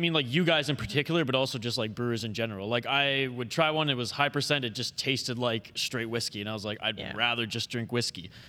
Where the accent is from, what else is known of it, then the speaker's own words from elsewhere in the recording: Vancouver Island, British Columbia, Canada; now in Minnesota, United States; when I went back home to Vancouver Island last summer